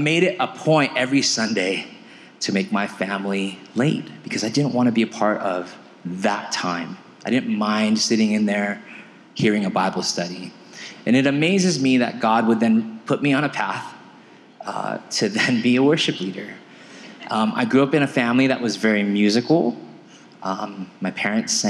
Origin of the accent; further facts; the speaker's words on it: California, United States; now in Aurora, United States; I was born and raised in California.